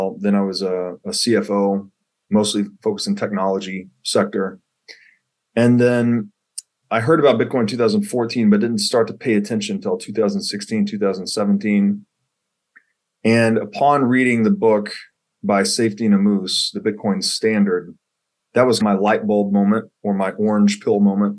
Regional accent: Tennessee, United States; I grew up in Tennessee, went to college in Tennessee

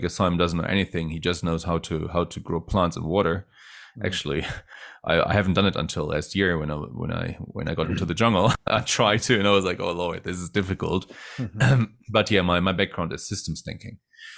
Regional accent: Germany; also born or lived in Netherlands; And then, of course, I was raised in Germany and the Netherlands.

